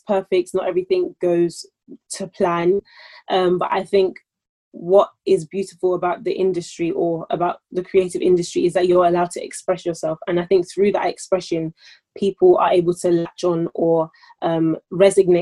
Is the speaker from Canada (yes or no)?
no; London, United Kingdom; I'm born in London and I am British, birth certificate, I identify as a Nigerian